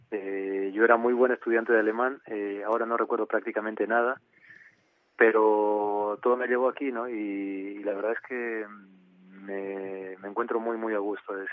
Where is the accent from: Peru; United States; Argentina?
Peru; Arequipa; Arequipa es una, una ciudad que a mí me recuerda mucho siempre